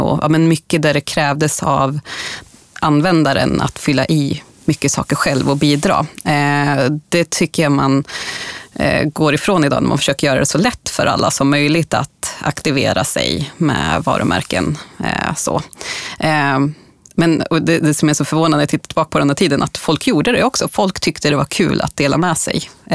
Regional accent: Bollnäs, Gävleborg County, Sweden; moved away; där jag kommer från Bollnäs från ursprungligen

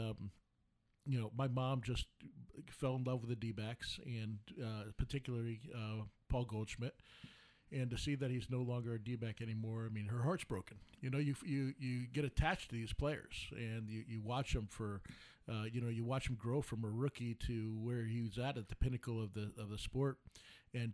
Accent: New York City, New York, United States; also born or lived in Mesa, Arizona; now in Arizona, United States; I grew up in New York City and right outside of New York City

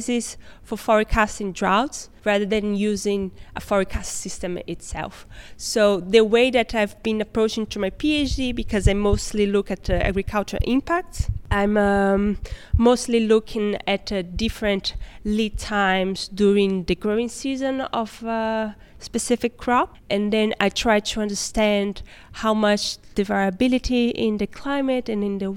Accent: Recife, Pernambuco, Brazil; moved away as an adult; now in Amsterdam, Netherlands; I'm from Recife directly

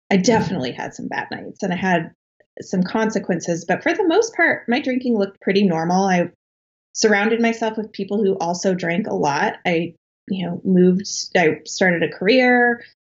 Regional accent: Colorado, United States; moved away as an adult; now in Boston, United States; I was born and raised in Colorado, in uh, like a small town south of Denver

